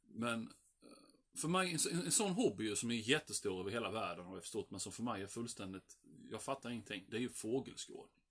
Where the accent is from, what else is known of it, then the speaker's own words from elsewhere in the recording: Sweden; jag var ensam svensk.